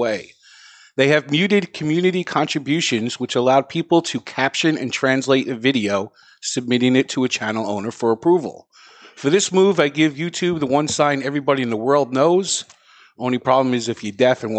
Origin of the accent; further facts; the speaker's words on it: New York, United States; I grew up in New York